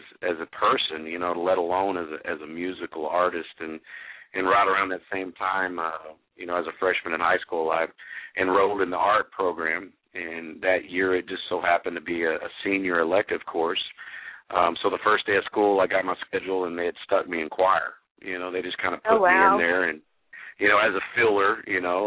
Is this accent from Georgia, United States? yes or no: no; Stephenville, Texas, United States; I grew up in a small town in Texas called Stephenville